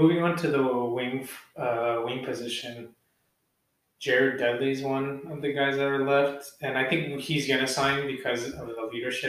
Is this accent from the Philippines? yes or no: yes; Philippines; As Filipino people, we can't.